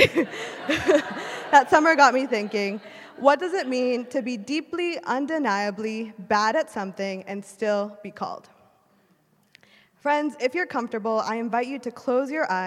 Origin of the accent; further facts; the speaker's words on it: Wisconsin, United States; moved away as an adult; also born or lived in Illinois; I was born and raised in Wisconsin